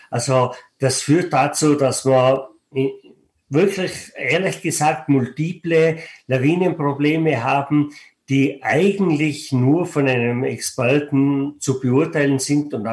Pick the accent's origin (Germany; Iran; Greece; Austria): Austria; Stubai Valley, Tyrol; Ich bin selber ein Mensch aus den Bergen. Ich bin geboren und aufgewachsen im Stubetal und sitze momentan im Stubetal